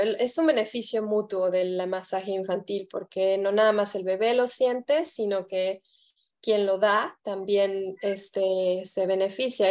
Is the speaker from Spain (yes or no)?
no; Mexico; moved away; soy, soy mexicana de, nacimiento, de corazón